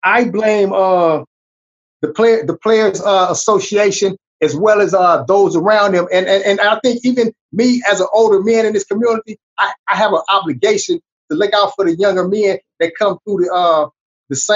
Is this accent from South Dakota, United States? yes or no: no; Long Beach, California, United States; I come from Long Beach Poly High, Sports Illustrated School of the Century.